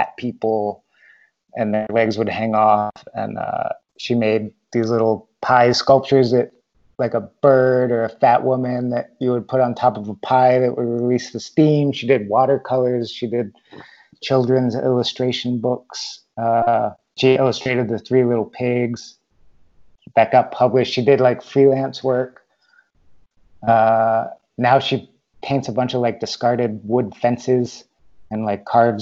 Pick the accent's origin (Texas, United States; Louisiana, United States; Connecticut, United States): Connecticut, United States; Bridgeport; moved away; also born or lived in Norwalk, Connecticut / San Francisco / Huntington Beach, California; I was born in Norwalk, but then grew up in Trumbull and Bridgeport